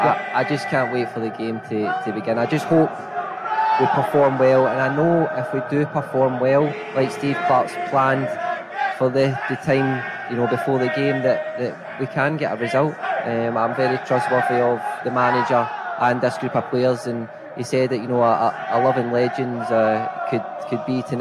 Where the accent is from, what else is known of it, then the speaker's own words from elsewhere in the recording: Scotland, United Kingdom; I'm Scottish